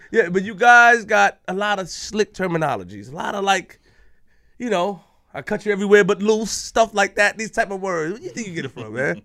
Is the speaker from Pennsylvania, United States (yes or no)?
no; Queens, New York, United States; I'm from Queens